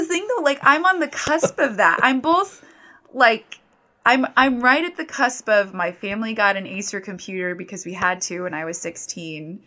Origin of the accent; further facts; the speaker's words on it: Fountain, Colorado, United States; my hometown, Fountain, Colorado